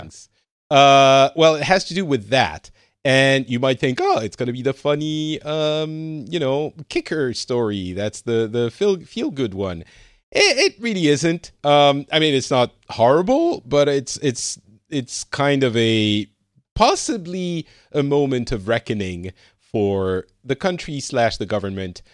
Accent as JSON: {"language": "English", "country": "France", "moved": "yes", "lives_now": "Finland", "said": "But I'm originally from France"}